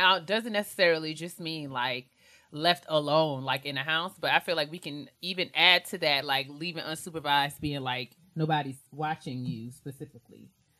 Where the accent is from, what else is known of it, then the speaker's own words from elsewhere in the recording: New York, United States; we were raised in New York